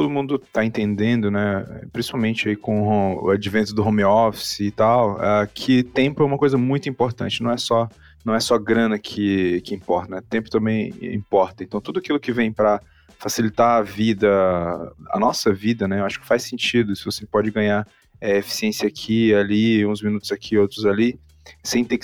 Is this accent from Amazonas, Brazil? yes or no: yes; Manaus, Amazonas, Brazil; also born or lived in Fortaleza; now in São Paulo, Brazil; Eu sou de Manaus, morei muito tempo em Fortaleza e morei em São Paulo, agora estou entre lugares, oficialmente moro em São Paulo ainda